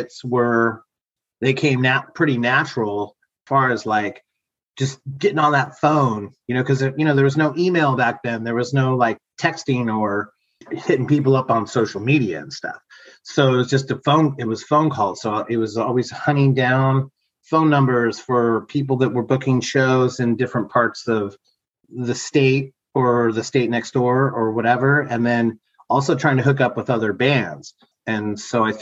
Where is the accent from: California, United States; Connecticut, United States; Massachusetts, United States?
California, United States; Los Angeles; moved away as an adult; now in San Diego, United States; I grew up in Los Angeles, so, you know, I had experience playing in bands and stuff up there for quite a bit through my high school years